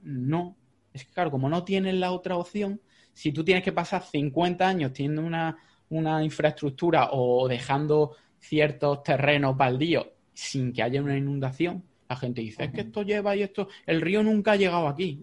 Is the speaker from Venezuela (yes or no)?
no; Jaén, Andalusia, Spain; yo soy de Jaén